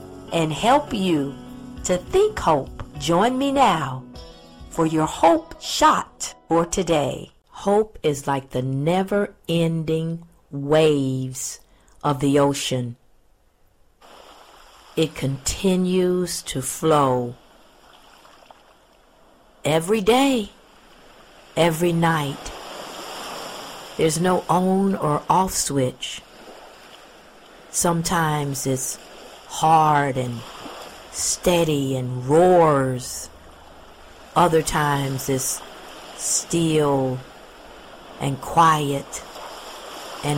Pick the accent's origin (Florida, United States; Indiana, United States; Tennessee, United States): Florida, United States; Pensacola; I'm a native Floridian and I grew up in Pensacola, Florida, which is a beach town